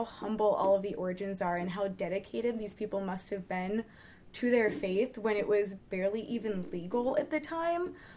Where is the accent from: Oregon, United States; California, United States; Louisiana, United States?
California, United States; I'm from California, and so nothing in California is that old